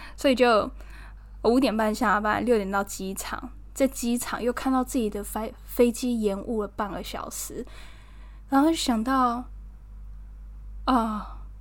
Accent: Taiwan; 我台湾人

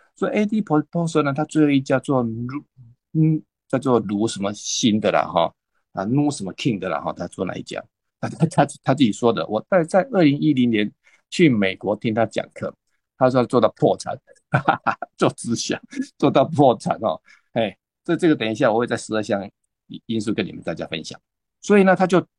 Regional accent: Taipei, Taiwan; 那我是来自台北的

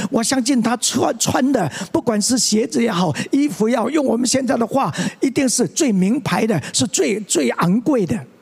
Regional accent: Tianzhong, Changhua County, Taiwan; moved away as an adult; 我在同小在田中的长老会长大

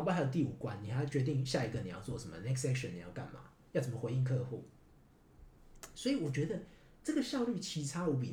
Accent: Taiwan; moved away as an adult; now in Japan; 我们台湾人

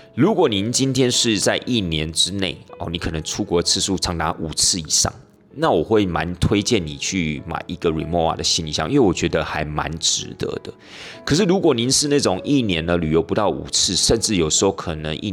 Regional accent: Taiwan; 那这 Trunks 就是我们台湾人俗称的冰箱。

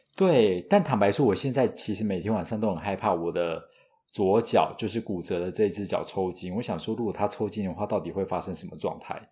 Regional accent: Taiwan; 我是土生土长没离开过亚洲，超 local 的

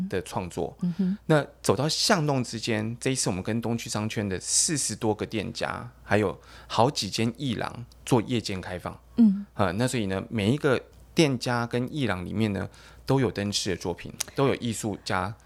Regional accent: Taichung, Taiwan; moved away as an adult; now in Keelung, Taiwan; 我其实是台中人啊，但是我现在嫁到基隆去了

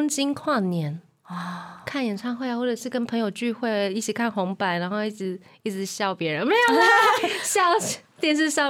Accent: Taiwan; 真的，身为台湾人，真的好幸福哦。

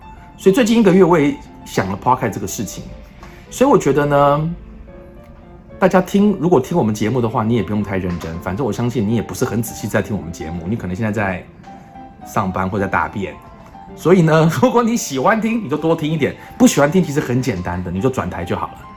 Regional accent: Taiwan; moved away as an adult; also born or lived in United States / Shanghai; 我们台湾人

